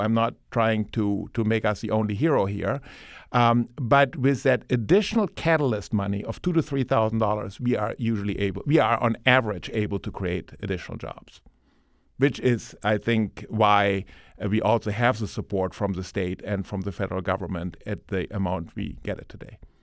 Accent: Germany; moved away; as you can tell from my Ohio accent, um, I, um, I, uh, grew up in Germany.

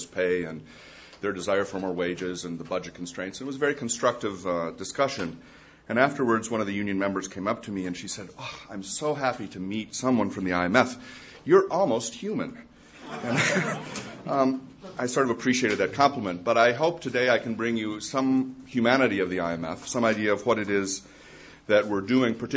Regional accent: Ann Arbor, Michigan, United States; moved away; I grew up in Ann Arbor, as the son of a U of M professor

